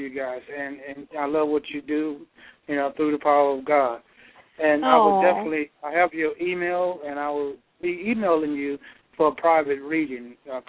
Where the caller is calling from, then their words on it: Georgia, United States; I'm calling from Georgia.